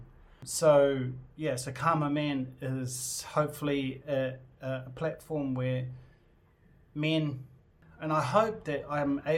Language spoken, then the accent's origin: English; New Zealand; I'm from New Zealand. I identify as being New Zealand Māori.